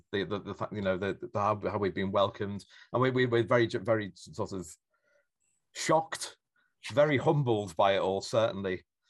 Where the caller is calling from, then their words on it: Norwich, East of England, United Kingdom; I'm calling from Norwich in Norfolk